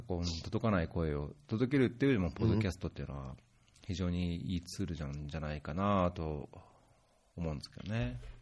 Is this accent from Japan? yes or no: yes; Saitama, Japan; moved away; also born or lived in Tokyo; 東京で生まれて東京にいたことあるらしいんですけど、まあ埼玉で育ったので、埼玉出身だと思うんですけ